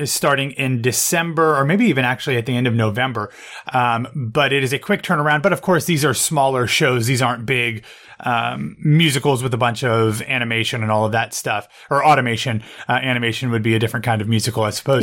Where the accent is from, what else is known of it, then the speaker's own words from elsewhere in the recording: Columbus, United States; now in New York, United States; my hometown